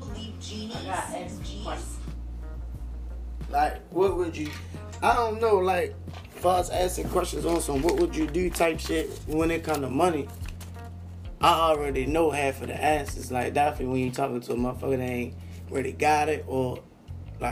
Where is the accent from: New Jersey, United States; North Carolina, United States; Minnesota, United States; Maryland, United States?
Maryland, United States; Baltimore; I was born and raised Cherry Hill, South Baltimore